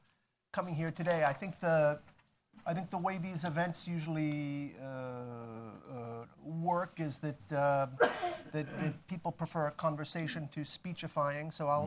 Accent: United States; I said, "Well, I'm from the United States."

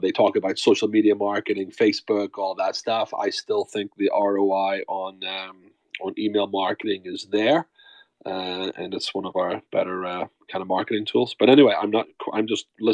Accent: Belfast, Northern Ireland, United Kingdom; moved away as an adult; now in United States; I'm Irish myself from the city of Belfast, but I've been living in the United States for 30 years

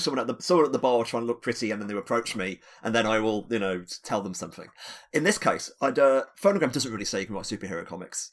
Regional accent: United Kingdom; being a British

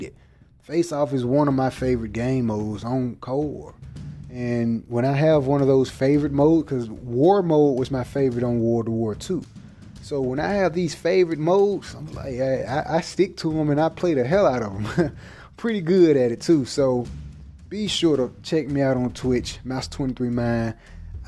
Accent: the South, United States; accent: southern; my southern accent

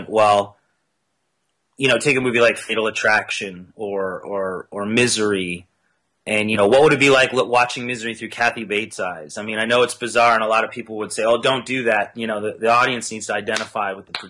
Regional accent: Canada; I'm Canadian

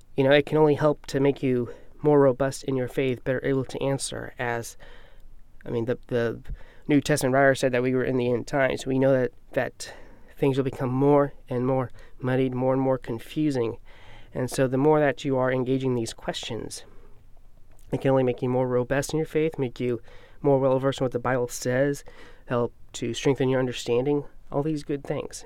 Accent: United States; we American Christians

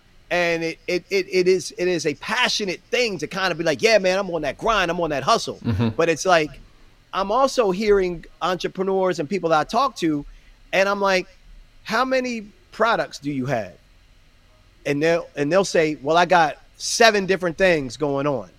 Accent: Baltimore, Maryland, United States; Baltimore, which was my hometown

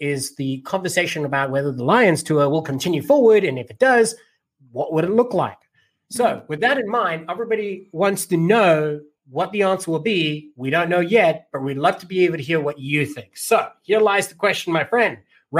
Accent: South Africa; moved away; Me, I was born in South Africa

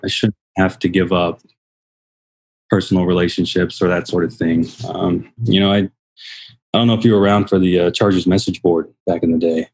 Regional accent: San Diego, California, United States; now in Arizona, United States; we grew up in San Diego, uh, an old military family, uh, throughout the nineties

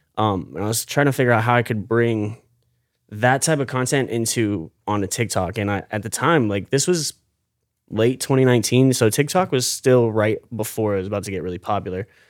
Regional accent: St. Petersburg, Florida, United States; I was born and raised here in Saint Pete

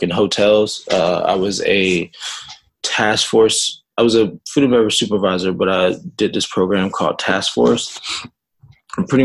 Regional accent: the South, United States; moved away; also born or lived in Jamaica (half Jamaican ancestry) / Florida; I'm from the South, so I'm used to that.

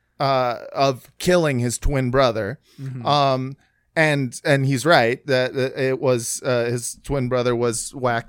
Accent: Los Angeles, California, United States; was in high school in Los Angeles

